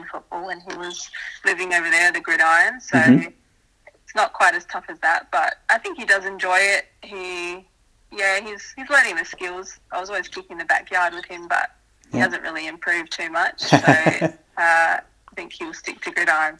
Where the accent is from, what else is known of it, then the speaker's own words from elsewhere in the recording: South Australia, Australia; also born or lived in Canada; my dad's Canadian, so I was born in Canada. So I think I moved to Australia when I was about 5 years old